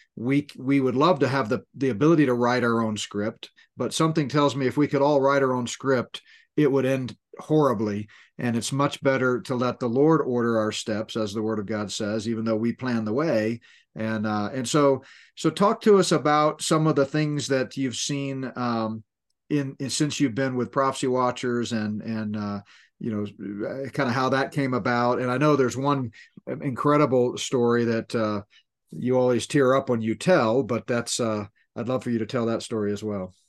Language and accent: English; Northeast, United States; moved away; I grew up in the Northeast